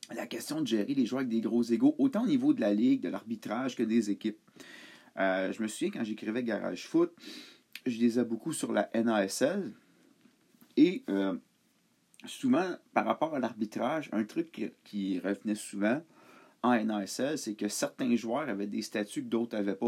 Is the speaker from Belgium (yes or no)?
no; Montreal, Quebec, Canada; j'ai grandi à Montréal